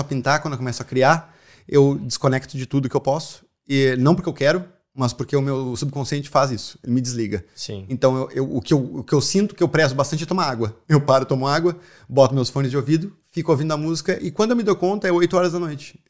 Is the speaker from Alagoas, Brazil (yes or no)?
no; Porto Alegre, Rio Grande do Sul, Brazil; moved away as an adult; now in Ireland; eu sou de Porto Alegre, se vocês não notaram ainda o sotaque.